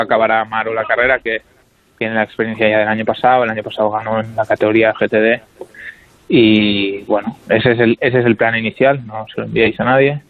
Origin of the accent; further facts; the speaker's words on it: Spain; somos tres españoles